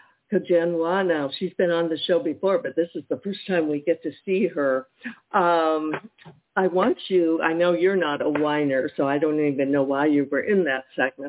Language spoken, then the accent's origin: English; California, United States; moved away; I'm from California. Well, we were there for over 40 years.